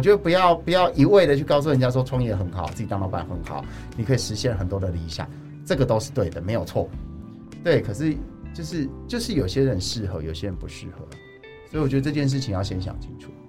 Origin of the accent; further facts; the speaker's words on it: Chiayi, Chiayi City, Taiwan; moved away; 我在社区里面长大，就是我之前，因为还好我回来嘉义市